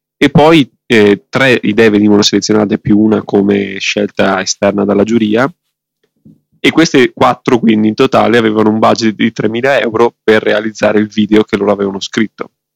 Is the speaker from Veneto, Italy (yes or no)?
yes; Veneto, Italy; sono veneto